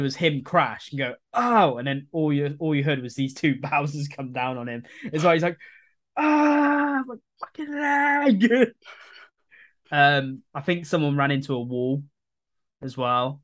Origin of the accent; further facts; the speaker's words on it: England, United Kingdom; I'm English